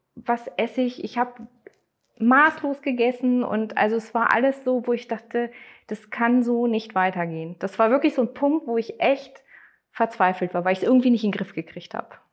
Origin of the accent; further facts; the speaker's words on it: Neustadt, Germany; ich komme aus Neustadt, also gar nicht so weit weg von hier